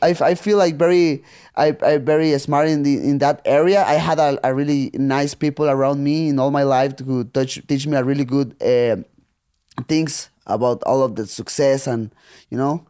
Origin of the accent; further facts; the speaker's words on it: Tijuana, Baja California, Mexico; English is a second language; when I was a kid and I was growing up there in Tijuana